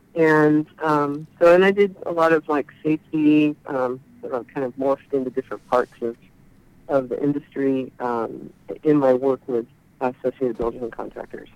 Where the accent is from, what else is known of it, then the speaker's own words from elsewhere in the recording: Chico, California, United States; moved away as an adult; also born or lived in Davis, California / Santa Cruz, California; now in Oregon, United States; in Chico, California